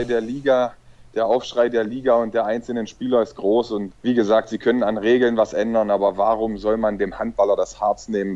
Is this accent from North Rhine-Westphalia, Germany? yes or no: no; Magdeburg, Saxony-Anhalt, Germany; moved away; also born or lived in Balingen / Hannover; Magdeburg ist meine Geburtsstadt, meine Heimatstadt